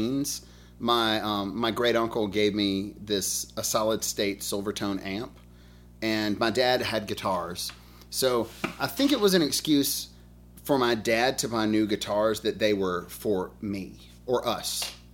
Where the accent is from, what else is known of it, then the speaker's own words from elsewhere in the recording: Birmingham, Alabama, United States; I'm from Birmingham, Alabama